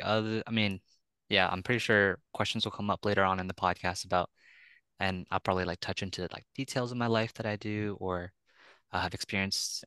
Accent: San Francisco, California, United States; from San Francisco, California, uh, born and raised

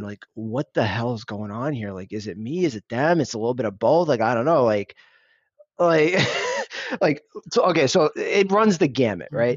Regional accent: United States; I'm Indian. I was, I'm first generation, born and raised here, raised by immigrants

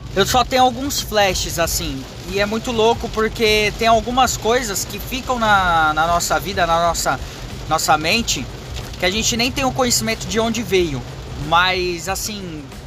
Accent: Japan; now in Brazil; minha infância morando no Japão

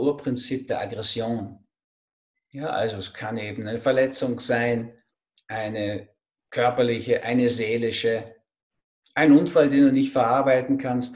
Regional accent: Berlin, Germany; now in Austria; ich bin in Berlin im Osten zwar geboren

